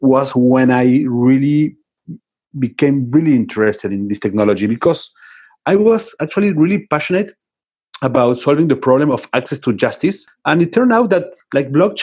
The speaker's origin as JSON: {"language": "English", "region": "Buenos Aires", "country": "Argentina", "tie": "born or raised there", "said": "I was born in Buenos Aires, Argentina"}